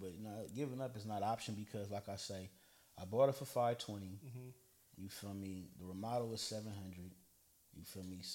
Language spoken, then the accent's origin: English; Oakland, California, United States; also born or lived in Vallejo, California; I lived in Oakland until I was 12, and I moved to Vallejo